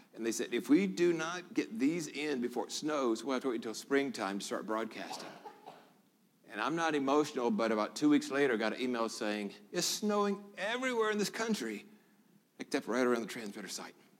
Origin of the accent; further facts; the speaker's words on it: Memphis, Tennessee, United States; moved away as an adult; also born or lived in Hong Kong / Singapore / Guam / Florida; now in Lakeland, Tennessee, United States; I was born here in Memphis